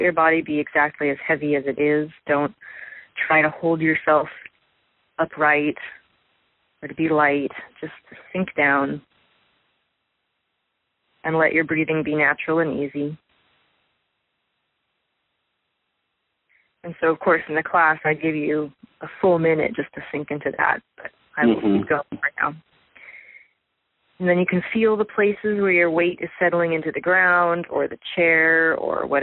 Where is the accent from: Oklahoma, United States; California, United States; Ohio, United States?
California, United States; Santa Barbara; moved away as an adult; Santa Barbara is still my hometown.